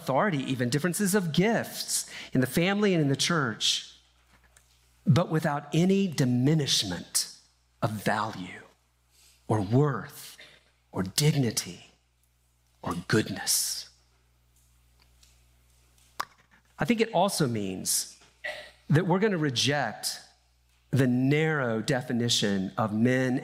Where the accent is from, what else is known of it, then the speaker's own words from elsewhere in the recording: Deep South, United States; I grew up in the Deep South